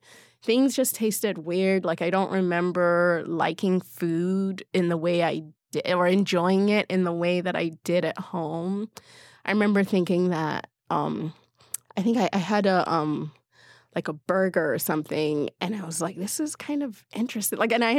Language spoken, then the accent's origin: English; Berlin, Germany; born there; I mean, I was born in Berlin, so I had seen yeah. snow before, but I didn't really remember it.